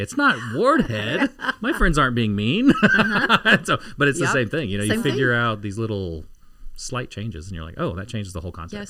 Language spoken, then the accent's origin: English; Costa Rica; I'm a fourth grader growing up in Costa Rica.